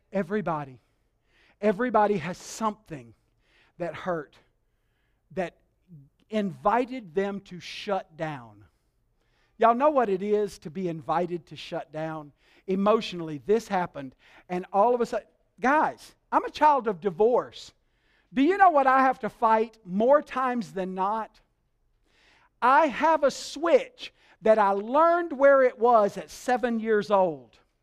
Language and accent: English; Alabama, United States; I was raised in Alabama